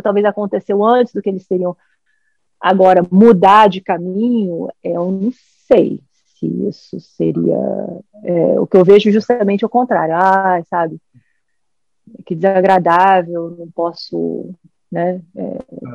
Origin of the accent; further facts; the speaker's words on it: United States; also born or lived in Brazil; eu cresci aqui nos Estados Unidos